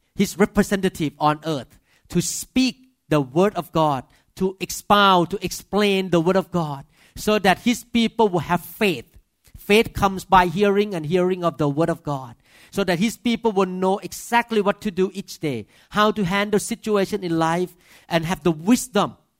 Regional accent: Thailand; accent: Thai; English is a second language; moved away as an adult; now in United States; as a Thai man with accent

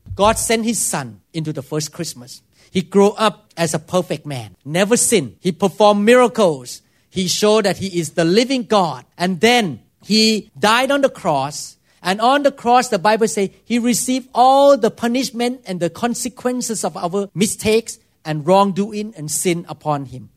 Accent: Thailand; English is a second language; moved away as an adult; now in United States; I could not speak English very well, and I did so many, many weird thing according to American culture, because I grew up in Thailand

